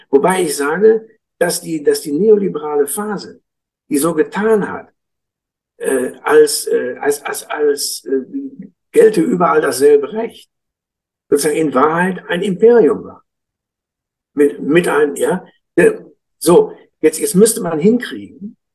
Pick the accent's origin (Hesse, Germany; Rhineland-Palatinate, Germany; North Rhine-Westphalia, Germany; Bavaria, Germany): North Rhine-Westphalia, Germany; Münster; Ich komme aus Münster, da denke ich, habe ich immer gedacht, warum?